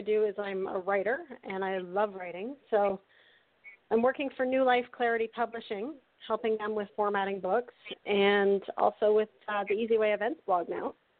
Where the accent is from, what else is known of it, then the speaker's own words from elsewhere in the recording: Canada; I'm from Canada